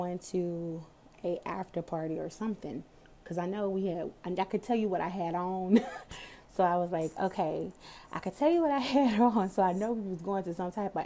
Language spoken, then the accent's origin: English; Dallas, Texas, United States; I'm from Dallas. I'm from Texas